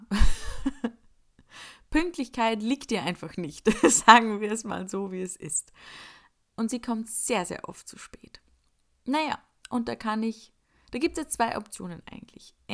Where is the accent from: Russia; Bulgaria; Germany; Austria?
Austria; Upper Austria; now in Salzburg, Austria; ich komme eigentlich aus Oberösterreich und lebe jetzt in Salzburg und an den Wochenenden fahre ich dann noch oft heim mit den Öffis.